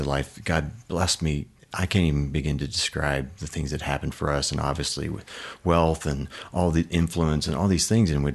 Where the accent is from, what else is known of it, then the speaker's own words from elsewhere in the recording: Oklahoma, United States; also born or lived in Baltimore, Maryland; we moved to Oklahoma from Baltimore to a little farm and double wide trailer